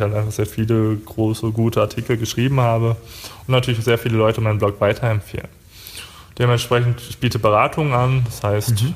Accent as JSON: {"language": "German", "country": "Germany", "said": "wir sind jetzt aus Deutschland"}